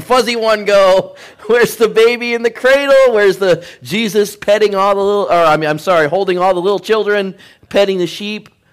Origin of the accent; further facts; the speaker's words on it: Michigan, United States; Growing up in Michigan, I was supposed to be a Pistons fan